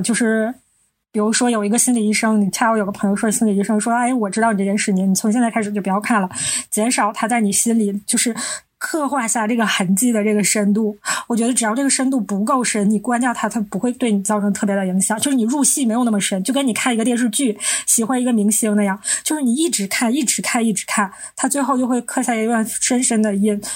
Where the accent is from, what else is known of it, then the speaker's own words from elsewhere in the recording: Northeast China, China; 我们是三个来自东北的ladies